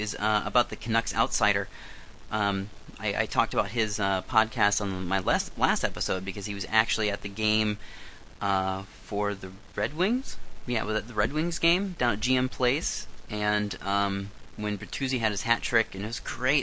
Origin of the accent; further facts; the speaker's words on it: Iowa, United States; moved away as an adult; now in Vancouver, Canada; I'm not an American. I'm an Iowan